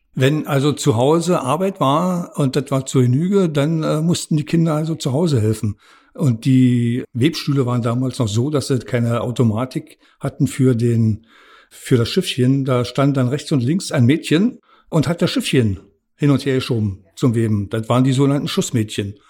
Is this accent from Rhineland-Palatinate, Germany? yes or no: no; Premnitz, Brandenburg, Germany; also born or lived in Rathenow / Dresden / Babelsberg; now in Potsdam-Babelsberg, Germany; Geboren bin ich in Brandenburg an der Havel. Aufgewachsen in Premnitz an der Havel